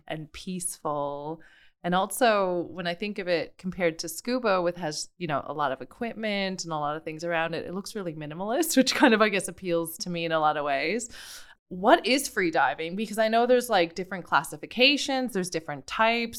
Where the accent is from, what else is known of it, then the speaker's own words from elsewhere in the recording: Canada; where I'm from, you know, in the, an island in the North Atlantic